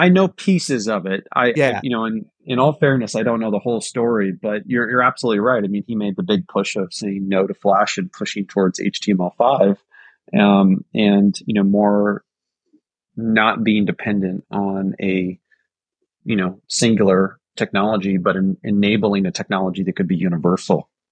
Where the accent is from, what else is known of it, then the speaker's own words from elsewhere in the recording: Silicon Valley, California, United States; I remember growing up in Silicon Valley